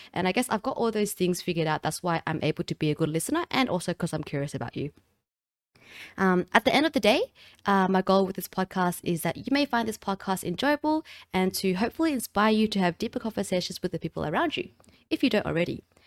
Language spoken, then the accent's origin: English; Australia; accent: Australian; I'm also from Australia, if you couldn't recognize the accent.